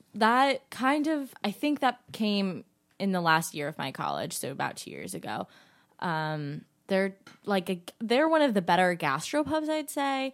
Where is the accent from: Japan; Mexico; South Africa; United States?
United States; Cape Cod, Massachusetts; moved away; also born or lived in Staten Island, New York; I come from Cape Cod